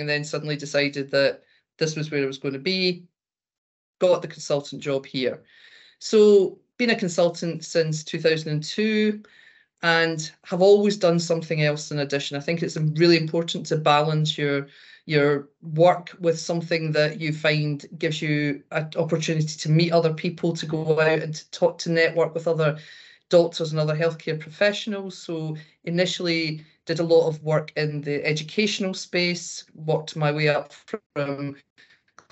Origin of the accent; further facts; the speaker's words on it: Glasgow, Scotland, United Kingdom; accent: Glaswegian; moved away as an adult; also born or lived in Hertfordshire; the accent usually gives the game away that I was born north of the border. I'm Glaswegian.